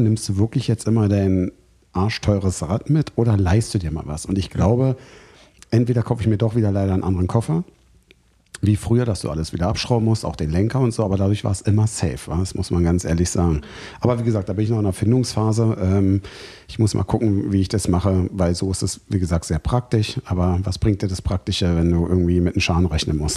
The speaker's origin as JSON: {"language": "German", "country": "Germany", "said": "bei uns in Deutschland"}